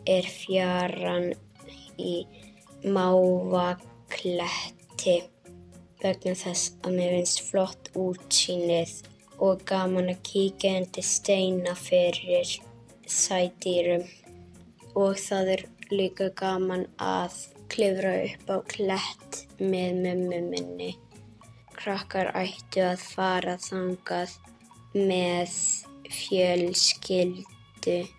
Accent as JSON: {"language": "Icelandic", "town": "Borgarnes", "region": "Western Region", "country": "Iceland", "said": "ég er frá Borgarnesi á Vesturlandi"}